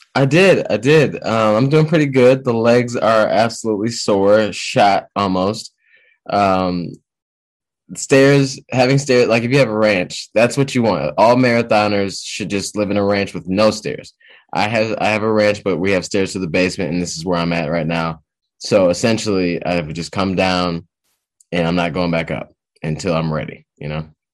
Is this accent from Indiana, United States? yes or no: no; Detroit, Michigan, United States; also born or lived in Boston; I'm from Detroit, Detroit, Michigan area. I've been around, uh, been around here for quite a long time.